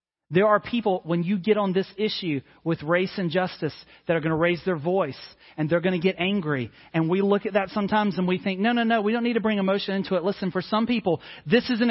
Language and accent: English; North Carolina, United States; also born or lived in Mississippi / Georgia / India / Tanzania; now in South Carolina, United States; I've lived in North Carolina and grew up there. I was born in Mississippi, and now I live in South Carolina.